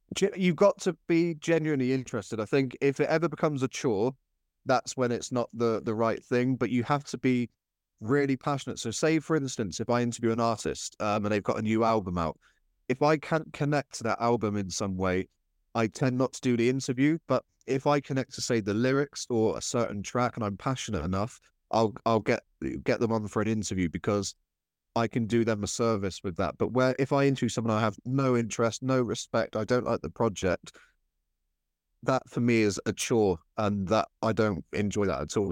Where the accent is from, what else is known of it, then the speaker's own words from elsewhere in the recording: Cornwall, South West England, United Kingdom; I grew up in Cornwall